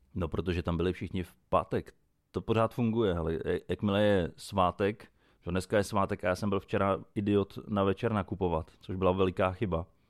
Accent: Nymburk, Central Bohemian Region, Czechia; u nás v Nymburce

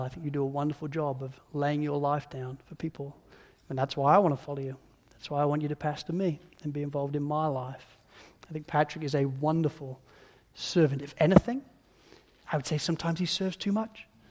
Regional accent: United Kingdom; being British

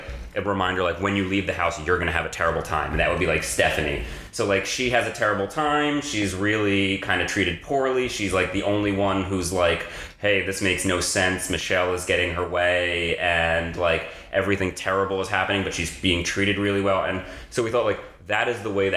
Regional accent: New Jersey, United States; I'm from Jersey

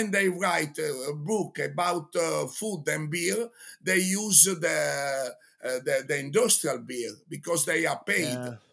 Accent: Genoa, Liguria, Italy; English is a second language; you know, I'm from Genoa. I am I am a judge in the World Championship of pesto sauce.

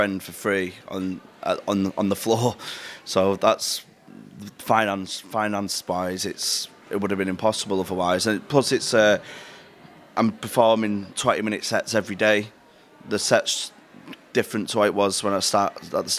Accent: Manchester, North West England, United Kingdom; I'm from Manchester, tell from the accent

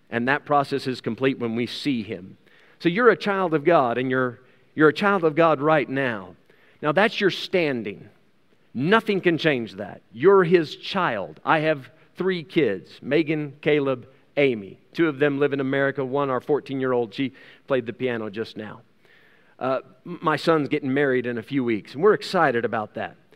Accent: South Africa; As a South African citizen, this comes with certain rights and privileges that are not afforded, uh, afforded to outsiders and to foreigners.

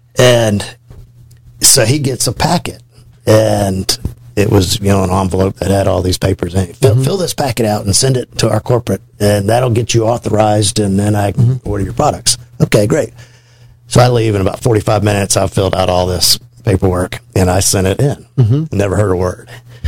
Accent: Chicago, Illinois, United States; I grew up in Chicago, and I worked with the Teamsters Union.

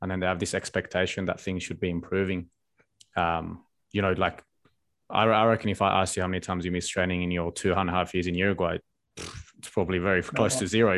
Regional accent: Australia; none of us grew up here, but growing up in Australia can be really, really comfortable.

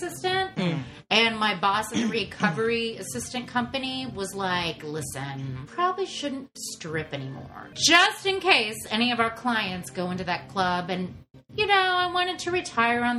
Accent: Nebraska, United States; I'm from Nebraska

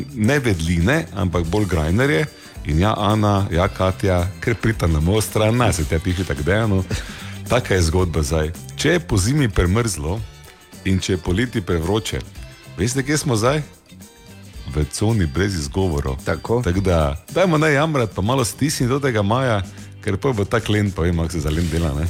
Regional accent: Slovenia; Slovenci smo

